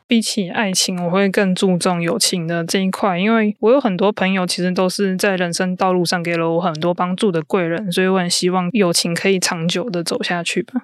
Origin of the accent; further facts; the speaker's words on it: southern Taiwan, Taiwan; moved away as an adult; also born or lived in Taipei; now in northern Taiwan; 我现在是在北部工作，那我是南部人